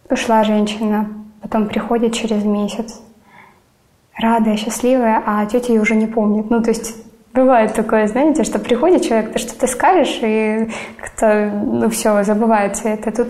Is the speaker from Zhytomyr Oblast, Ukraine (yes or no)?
no; Donetsk, Donetsk Oblast, Ukraine; Я родилась и выросла в Донецке из-за эти 8 лет я все равно не уезжала.